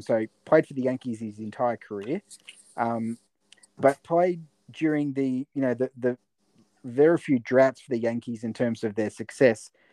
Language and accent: English; Latrobe Valley, Victoria, Australia; moved away; I came from the Latrobe Valley in Victoria where we had you know f- four or five uh, power stations